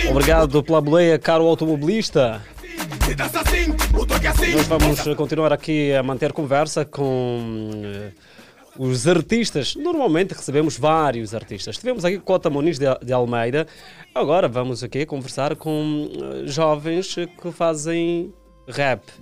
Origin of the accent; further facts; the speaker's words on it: Luanda, Luanda Province, Angola; eu venho do Morro Bento